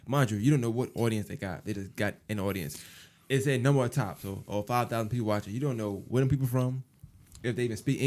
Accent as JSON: {"language": "English", "town": "New York City", "region": "New York", "country": "United States", "said": "I'm from Brooklyn"}